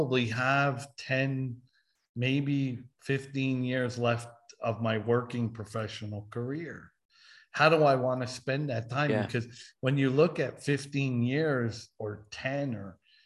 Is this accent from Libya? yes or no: no; New York, United States; moved away; as a kid growing up in New York